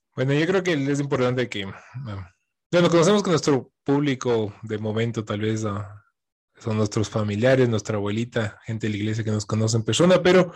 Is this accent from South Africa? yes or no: no; Quito, Pichincha, Ecuador; soy quiteño, vivo aquí a la vueltita